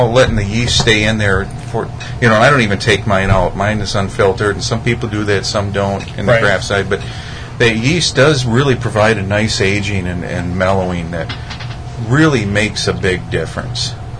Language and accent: English; Wisconsin, United States; I grew up in Wisconsin